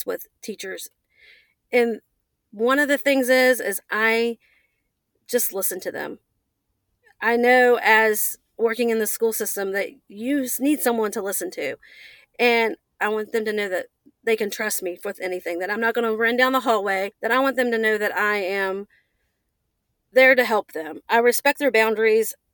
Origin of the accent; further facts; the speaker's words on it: United States; I'm from Upshur County.